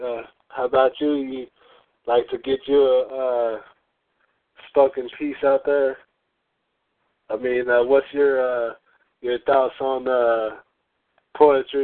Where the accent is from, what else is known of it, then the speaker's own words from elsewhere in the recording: Lubbock, Texas, United States; I'm from Lubbock, Texas